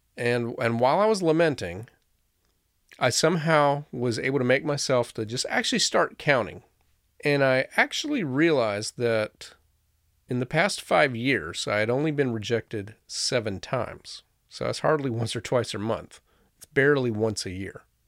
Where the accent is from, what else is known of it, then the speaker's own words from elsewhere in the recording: Florida, United States; moved away; I grew up in Florida, where the most beautiful sunny day was likely to have a torrential thunderstorm